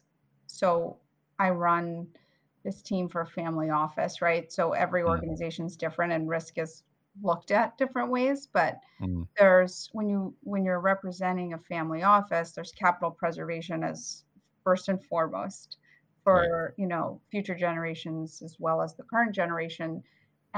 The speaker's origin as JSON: {"language": "English", "town": "Lincroft", "region": "New Jersey", "country": "United States", "tie": "born or raised there", "also_born_or_lived": "Bulgaria / Queens, New York", "lives_now": "New York, United States"}